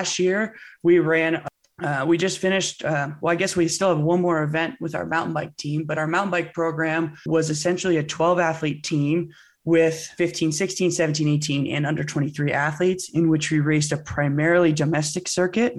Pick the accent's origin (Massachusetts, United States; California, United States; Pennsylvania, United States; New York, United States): California, United States; Bay Area; I grew up in the Bay Area, California.